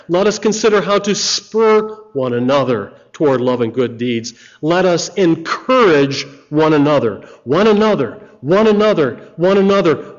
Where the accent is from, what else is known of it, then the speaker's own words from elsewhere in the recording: United States; I'm American